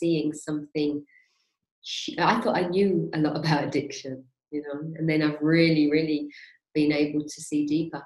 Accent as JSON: {"language": "English", "region": "London", "country": "United Kingdom", "moved": "as an adult", "lives_now": "Spain", "said": "I'm originally from West London, Maid of Ale"}